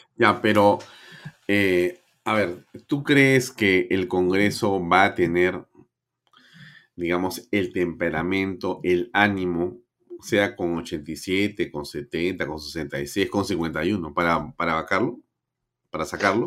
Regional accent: Peru; como muchos peruanos

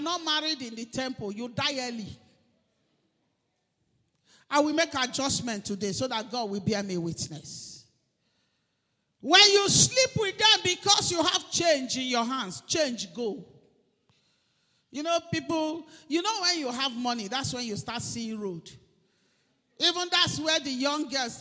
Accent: Umunede, Delta, Nigeria; I am from Idimile in Umunede

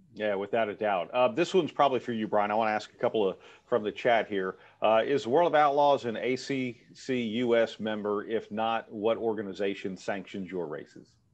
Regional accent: Texas, United States; I grew up in Texas

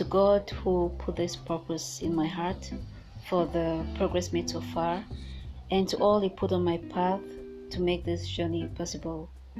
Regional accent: Limbe, Southwest Region, Cameroon; I was born in Victoria, today known as Limbe, as the last child of … of my parents

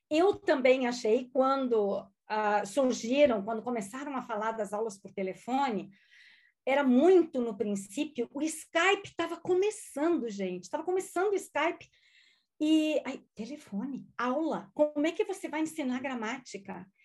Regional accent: Lajeado, Rio Grande do Sul, Brazil; first language German; Portuguese is a second language; moved away as an adult; also born or lived in Porto Alegre, Brazil; now in Spain; eu sou gaúcha, de uma cidadezinha pequena do Brasil chamada Lajeado. Sou descendente de alemães e a minha primeira língua, gente, não foi português. A minha primeira língua foi o alemão.

